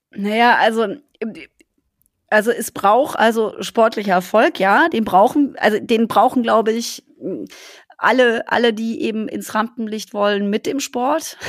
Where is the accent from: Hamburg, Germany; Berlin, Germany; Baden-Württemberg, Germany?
Baden-Württemberg, Germany; Black Forest; ich komme ja aus dem Schwarzwald